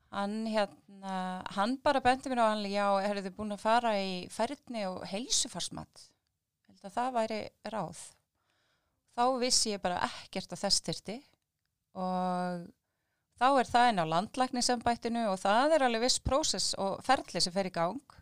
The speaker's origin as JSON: {"language": "Icelandic", "town": "Keflavík", "region": "Southern Peninsula", "country": "Iceland", "said": "við erum nú ættar úr Keflavíkinni"}